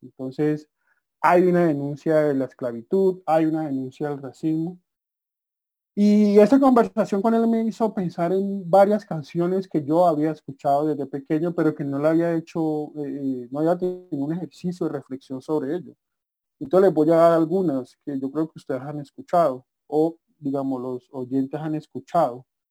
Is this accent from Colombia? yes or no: yes; Colombia